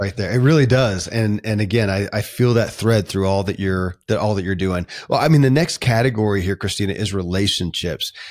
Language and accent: English; Kentucky, United States; born or raised there